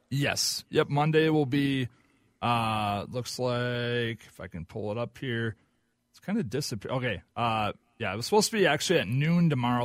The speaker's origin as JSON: {"language": "English", "region": "Oklahoma", "country": "United States", "said": "I'm from Oklahoma"}